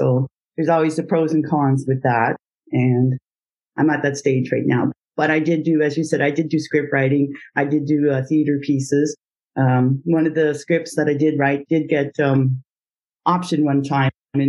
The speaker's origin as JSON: {"language": "English", "town": "Ottawa", "region": "Ontario", "country": "Canada", "tie": "born or raised there", "lives_now": "Gatineau, Canada", "said": "I was born in Ottawa, Ontario, and I lived there all my life till I met my husband, and then I moved over to the Quebec side. So now I'm in Aylmer, Quebec."}